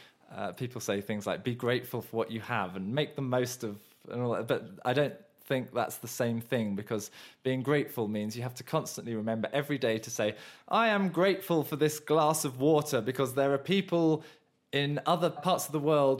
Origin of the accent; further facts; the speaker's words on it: Surrey, South East England, United Kingdom; moved away; also born or lived in Mauritius; I come from originally the archetypal Southern England middle-class background in that I was born in Surrey, the epicentre of the middle class in the south of England, and my dad was an architect and I lived in suburbia